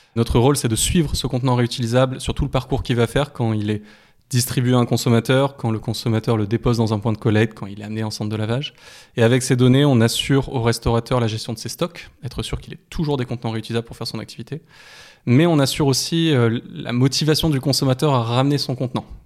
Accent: France; en tant que Français

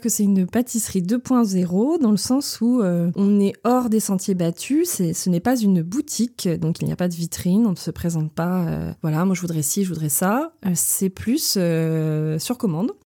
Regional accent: Moëlan-sur-Mer, Brittany, France; also born or lived in Ploumeur / Toulouse / Quimper; now in Lorient, France; Moëlan, bah, ça reste euh, ma ville natale

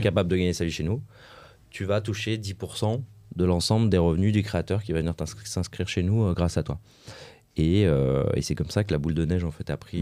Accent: Lyon, Auvergne-Rhône-Alpes, France; je suis lyonnais

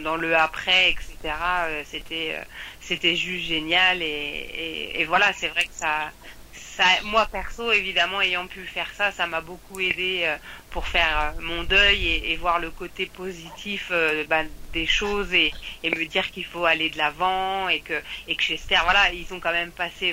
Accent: France; en tant que Français

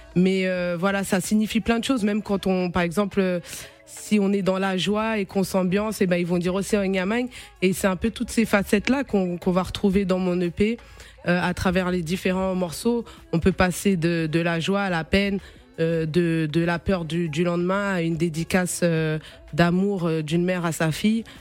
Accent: France; je suis euh, d'origine capverdienne, mais je suis née et j'ai grandi en France, je suis aussi française.

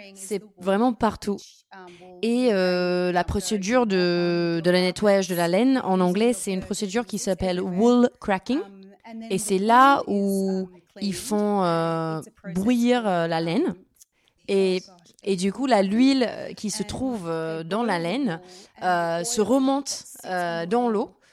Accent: Australia

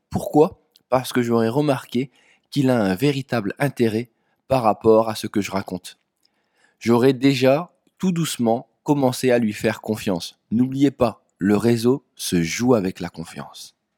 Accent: Dunkirk, Hauts-de-France, France; je viens de Dunkerque

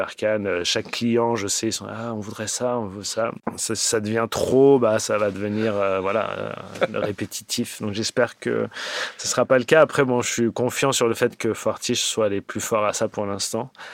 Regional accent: Paris, Île-de-France, France; moved away as an adult; also born or lived in Los Angeles, United States; now in Montpellier, France; je viens de Paris

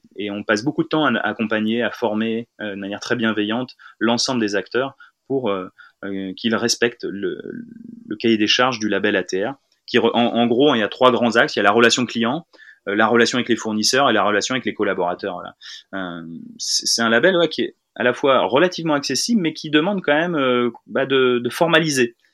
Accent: Tourville-sur-Odon, Normandy, France; je suis originaire de Tourville-sur-Odon, dans le Calvados

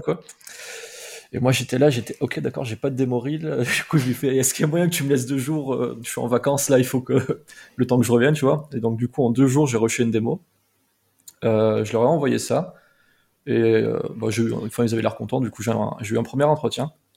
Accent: Montpellier, Occitania, France; je suis de Montpellier à la base. Et euh, comme c'était à Montpellier, je me suis dit, bah, c'est top, il y a une école de, ce que je veux faire, en fait, dans ma ville, quoi. Et c'était vraiment genre à 15 minutes à pied de chez moi

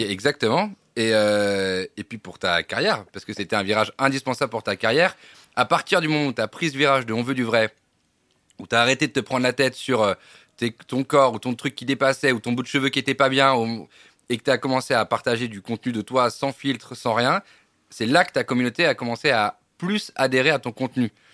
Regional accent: Provence-Alpes-Côte d'Azur, France; moved away; also born or lived in Paris; je viens de la Côte d'Azur.

